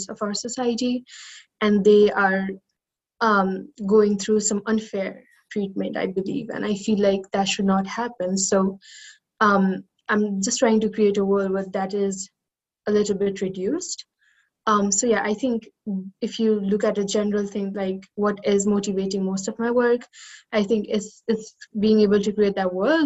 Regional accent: Kathmandu, Bagmati, Nepal; moved away as an adult; I was growing up in Kathmandu city, which is like the capital of the country

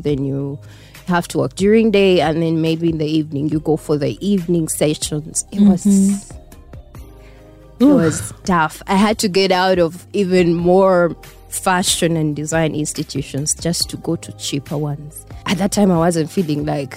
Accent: Kampala, Central Region, Uganda; also born or lived in Masaka; I grew up in Kampala

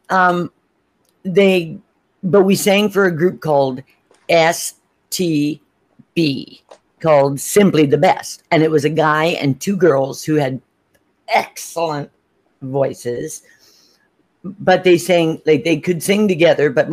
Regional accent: Canada; I'm Canadian

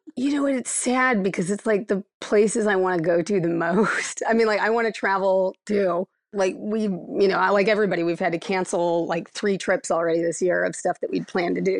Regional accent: Akron, Ohio, United States; moved away; I'm from Akron, Ohio originally

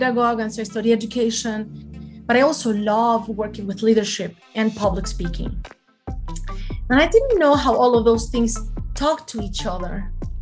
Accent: Mexico City, Mexico; moved away as an adult; now in United States; I am born and raised in Mexico City. So for all of you fellow Mexicans, mucho gusto. And I've been in the United States for 18 years now.

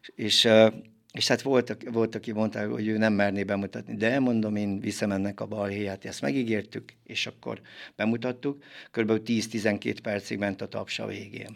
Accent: Kismorágy, Tolna, Hungary; gyerekkoromban Kismorágyon nőttem föl

